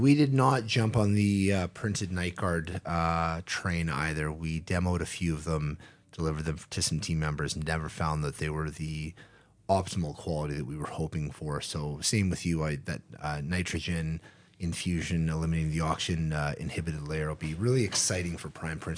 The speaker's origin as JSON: {"language": "English", "country": "Canada", "said": "being a Canadian"}